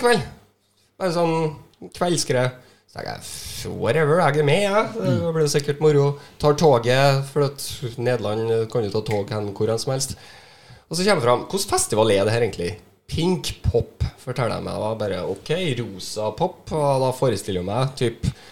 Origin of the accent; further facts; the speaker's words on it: Trøndelag, Norway; jeg er jo fra Trøndelag